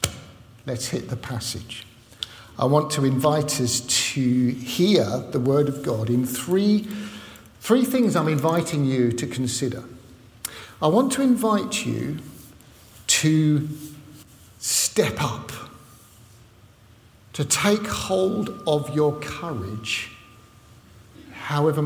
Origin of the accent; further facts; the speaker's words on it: London, United Kingdom; moved away; also born or lived in Southport or Liverpool area; I don't come from Southport or Liverpool, in case you hadn't noticed. I come from London, North London, right? So that's why I speak funny